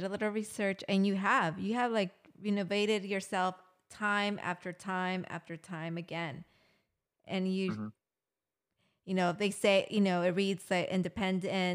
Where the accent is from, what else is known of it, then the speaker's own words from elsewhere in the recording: California, United States; I was born and raised here in California